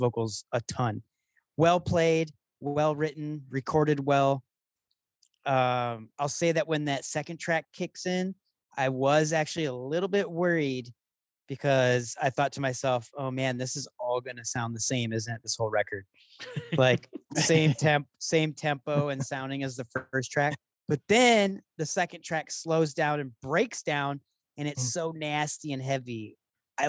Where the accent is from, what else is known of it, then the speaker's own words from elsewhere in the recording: Michigan, United States; I'm from Michigan